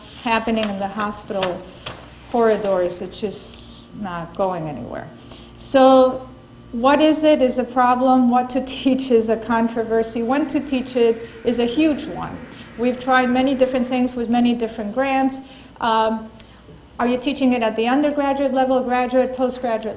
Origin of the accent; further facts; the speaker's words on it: Argentina; I'm from Argentina, and my cultural background has nothing to do with my Spanish-speaking colleagues in the Dominican Republic